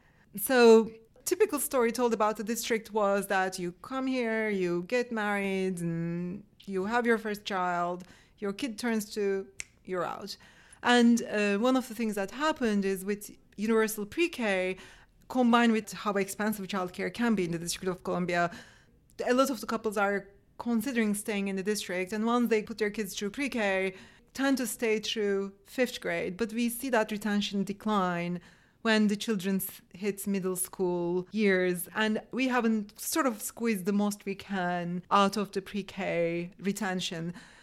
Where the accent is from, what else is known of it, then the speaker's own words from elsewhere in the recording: Turkey; now in Washington, United States; I came from Turkey to fill them.